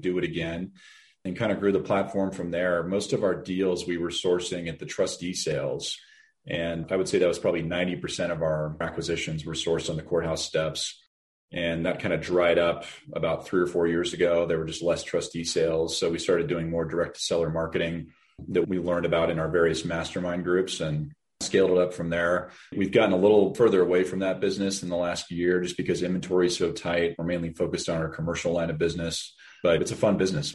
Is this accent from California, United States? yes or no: no; Denver, Colorado, United States; born and raised in Denver